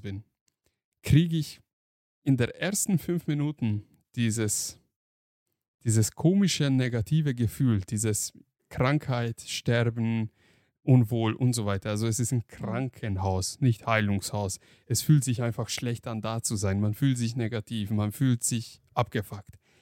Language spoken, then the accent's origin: German; Hungary; moved away; ich bin ja in Ungarn aufgewachsen